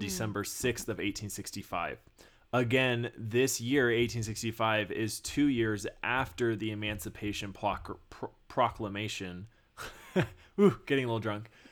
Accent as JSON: {"language": "English", "region": "Texas", "country": "United States", "tie": "born or raised there", "said": "I grew up in Texas"}